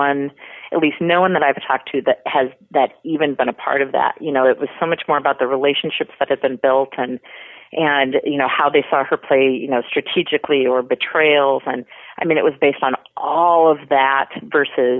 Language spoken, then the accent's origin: English; Cedar Rapids, Iowa, United States; the Iowa connection for me with Sarah, you know, and wanting to root for someone from my hometown